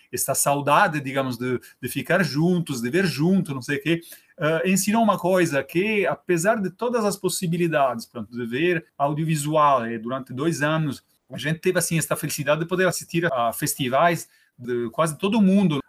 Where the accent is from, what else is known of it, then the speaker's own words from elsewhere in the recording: Rome, Lazio, Italy; Portuguese is a second language; moved away as an adult; now in Torres, Brazil; Eu, eu sou italiano, não é? Eu uh, nasci na Itália, em Roma